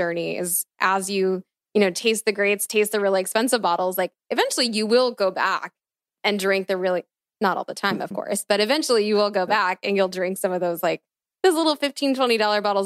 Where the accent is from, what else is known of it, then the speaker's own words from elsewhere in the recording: East Coast, United States; moved away; I grew up on the East Coast too